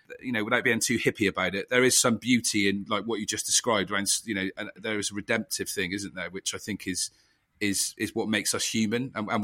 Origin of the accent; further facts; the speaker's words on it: Bristol, South West England, United Kingdom; I grew up in Eastern